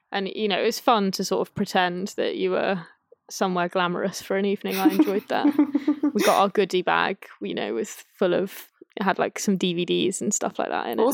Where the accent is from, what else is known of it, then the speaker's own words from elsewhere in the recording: Cheltenham, South West England, United Kingdom; now in London, United Kingdom; I say this as part of the Irish diaspora, so yeah. I hope no one thinks that this is rude of me, but I'm from Cheltenham in Gloucestershire, which has a massive Irish diaspora community.